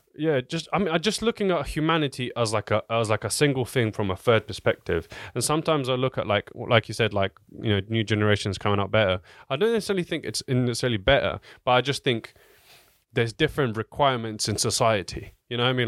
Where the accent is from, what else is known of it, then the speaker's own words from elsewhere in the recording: Southampton, South East England, United Kingdom; I'm from Southampton